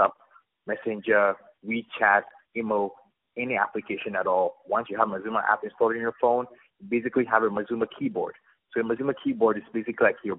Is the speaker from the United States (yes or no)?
no; Ghana; I'm from Ghana